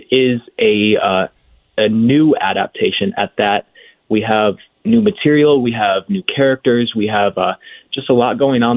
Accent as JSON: {"language": "English", "region": "Michigan", "country": "United States", "tie": "born or raised there", "moved": "yes", "said": "I am from Michigan, but I never quite got used to it being, you know, negative degrees every January."}